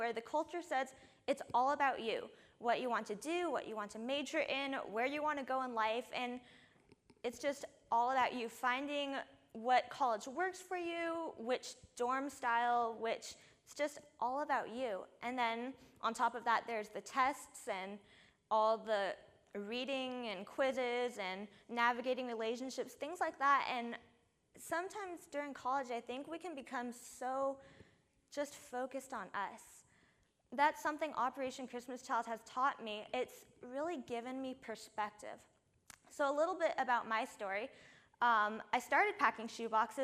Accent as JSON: {"language": "English", "region": "California", "country": "United States", "said": "I'm not from Florida. I'm actually from here, from California"}